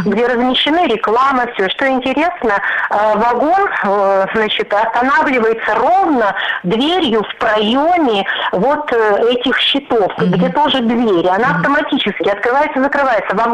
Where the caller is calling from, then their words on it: Khabarovsk, Khabarovsk Krai, Russia; А, я из Хабаровска.